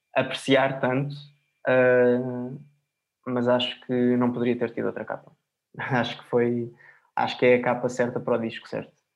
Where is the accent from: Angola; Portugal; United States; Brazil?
Portugal; se eu sou português, se eu falo em português